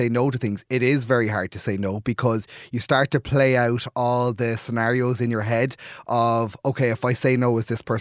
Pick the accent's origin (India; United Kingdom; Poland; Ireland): Ireland; Clare, Munster; moved away as an adult; now in Dublin, Ireland; I'm from Clare, living in Dublin. So if I go home at the weekends, a lot of the time when I go to Clare